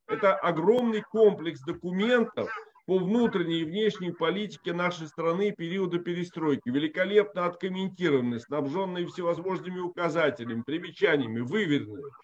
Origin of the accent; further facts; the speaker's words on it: Riga, Latvia; moved away as an adult; я вот, например, рижанин. Я 17 лет родился и прожил в Латвии